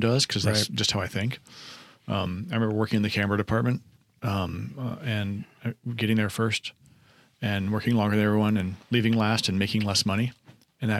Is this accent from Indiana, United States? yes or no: yes; north of Anderson, Indiana, United States; moved away; also born or lived in Missouri; I grew up north of Anderson.